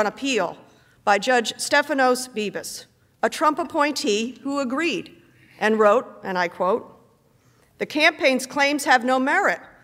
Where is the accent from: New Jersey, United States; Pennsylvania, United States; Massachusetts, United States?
Pennsylvania, United States; Pennsylvania, my home state